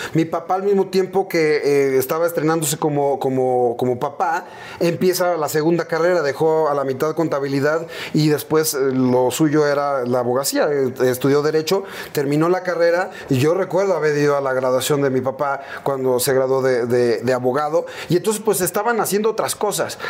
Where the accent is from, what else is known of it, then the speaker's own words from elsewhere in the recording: Mexico City, Mexico; crecimos, nuestra infancia fue en la Aéreos de Chulubusco